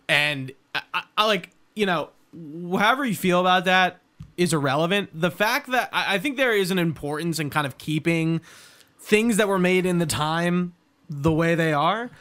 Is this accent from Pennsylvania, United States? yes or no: yes; Delaware County, Pennsylvania, United States